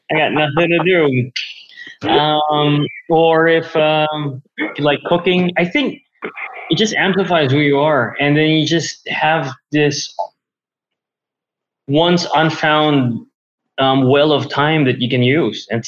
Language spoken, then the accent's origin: English; Manila, Metro Manila, Philippines; I was born and raised here in Manila, Philippines